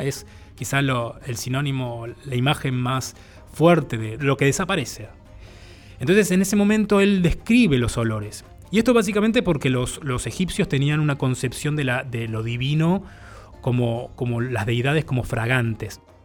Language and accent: Spanish; Buenos Aires, Argentina; originalmente soy del barrio de Boedo, en Buenos Aires